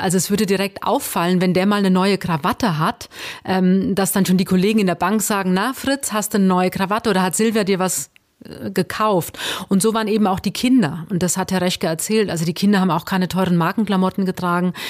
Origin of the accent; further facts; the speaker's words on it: Hesse, Germany; ich bin Hessin